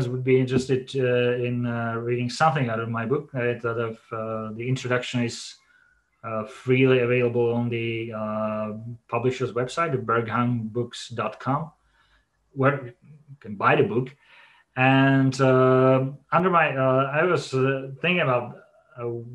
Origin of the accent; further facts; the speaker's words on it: Olomouc, Olomouc Region, Czechia; my hometown of Olomouc, where I live